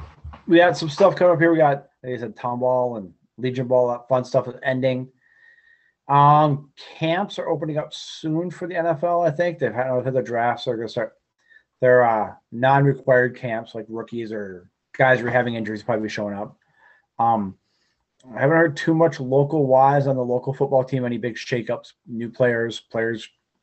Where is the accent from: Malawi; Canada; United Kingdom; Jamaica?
United Kingdom; Being British, it was a little goofy being there at Irish night.